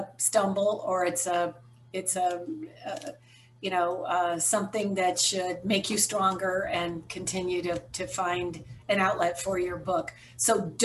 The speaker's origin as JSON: {"language": "English", "country": "United States", "tie": "born or raised there", "also_born_or_lived": "San Francisco, California / Westchester County, New York / Fort Lauderdale, Florida", "said": "born in San Francisco and raised in Westchester County, New York, and Fort Lauderdale, Florida."}